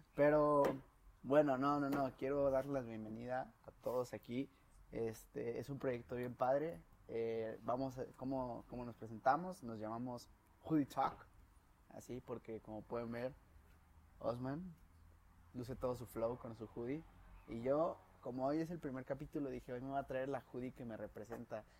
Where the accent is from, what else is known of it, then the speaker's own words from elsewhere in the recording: León, Guanajuato, Mexico; moved away as an adult; now in Guadalajara, Mexico; Soy de aquí de León, Guanajuato, pero ya vivo en Guadalajara